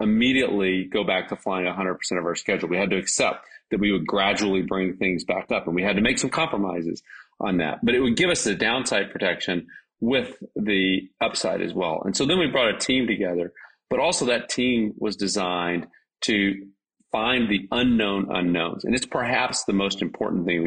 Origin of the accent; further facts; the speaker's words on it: a small town near Dallas, Texas, United States; I grew up in a small town. It's now a big town, but a small town near Dallas.